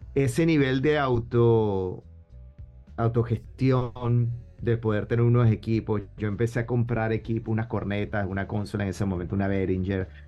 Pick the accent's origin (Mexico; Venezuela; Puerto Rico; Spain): Venezuela; also born or lived in Buenos Aires, Argentina; básicamente crecí en Venezuela